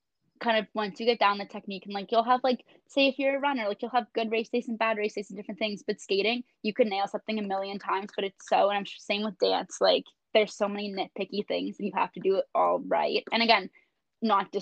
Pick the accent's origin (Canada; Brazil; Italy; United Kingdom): Canada; Toronto, Ontario; moved away as an adult; now in Antigonish, Canada; I am from Toronto